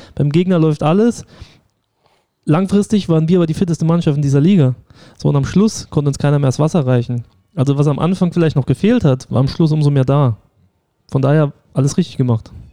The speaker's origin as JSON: {"language": "German", "town": "St. Ingbert", "region": "Saarland", "country": "Germany", "tie": "born or raised there", "also_born_or_lived": "Saarbrücken (Dudweiler)", "said": "ich bin in Saarbrücken auch geboren, also in Dudweiler, äh, komme aber aus St. Ingbert, habe da immer in der Jugend einen Verein gespielt"}